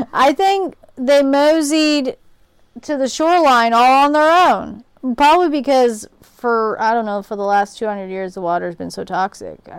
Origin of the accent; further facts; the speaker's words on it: Scotland, United Kingdom; as a Scottish person